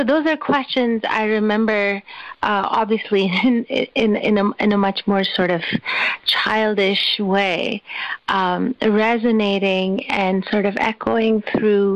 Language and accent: English; Karachi, Sindh, Pakistan; When I was growing up, I grew up in Karachi in Pakistan